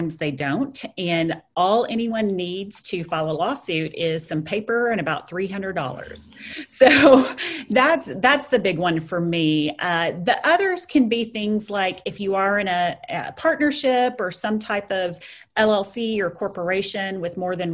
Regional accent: Lubbock, Texas, United States; I was stuck here in my hometown, which I enjoy, at Lubbock, Texas

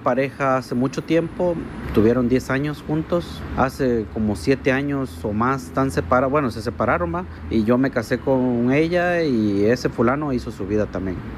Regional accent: Mexico; also born or lived in Canada; Yo estuve trabajando en Canadá y soy mexicano, estuve trabajando en Canadá y hace dos, tres días acabo de regresar aquí a mi país.

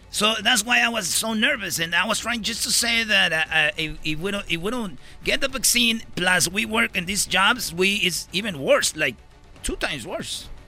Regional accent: Mexico; Son, somos los latinos mexicanos los que más nos pegó.

